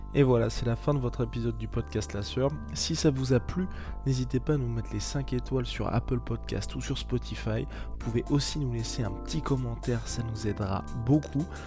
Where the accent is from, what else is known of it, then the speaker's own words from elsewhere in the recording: France; on est français